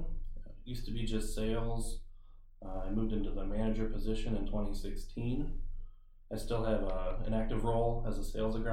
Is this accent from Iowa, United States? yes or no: yes; Thompson, Iowa, United States; now in Buffalo Center, United States; I grew up in Thompson, Iowa